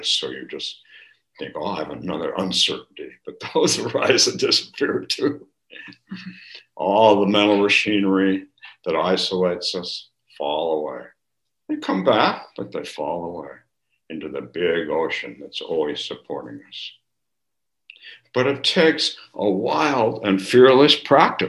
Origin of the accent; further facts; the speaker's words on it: California, United States; when I grew up in California